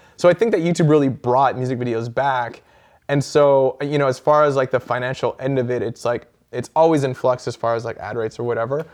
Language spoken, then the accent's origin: English; Vancouver, British Columbia, Canada; my hometown